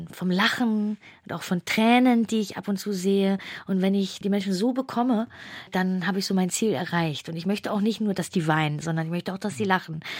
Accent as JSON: {"language": "German", "region": "Hamburg", "country": "Germany", "tie": "born or raised there", "also_born_or_lived": "Saxony-Anhalt", "said": "ich bin in Hamburg zur Schule gegangen, aber ich bin nicht gebürtige Hamburgerin. Mhm. Ich bin in Ostdeutschland, in Sachsen-Anhalt geboren"}